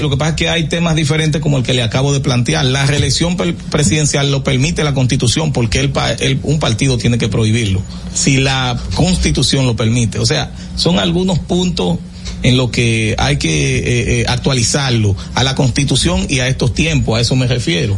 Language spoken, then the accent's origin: Spanish; Salinas, Barahona, Dominican Republic; un municipio que tiene cinco mil habitantes. ¿De, donde soy nativo